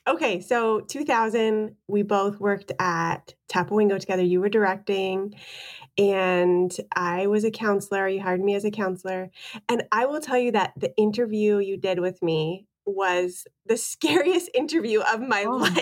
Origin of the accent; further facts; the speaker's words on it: Canada; being Canadian